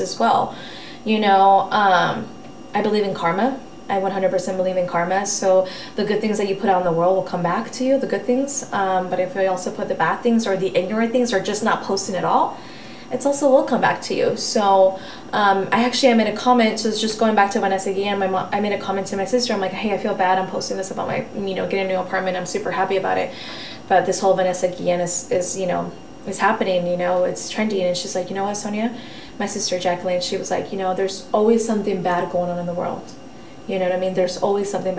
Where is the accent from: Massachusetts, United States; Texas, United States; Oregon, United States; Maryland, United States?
Oregon, United States; also born or lived in Fresno, California; I was actually raised in Oregon